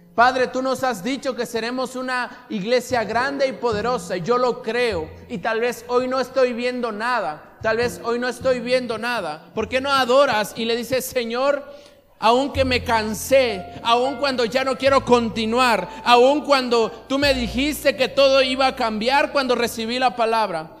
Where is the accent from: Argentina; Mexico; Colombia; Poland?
Mexico; Isla, Veracruz; de donde somos nosotros, de Isla